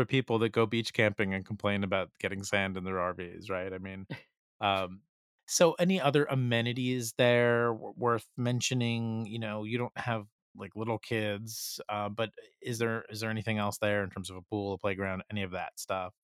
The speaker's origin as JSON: {"language": "English", "region": "New Jersey", "country": "United States", "said": "I'm from New Jersey"}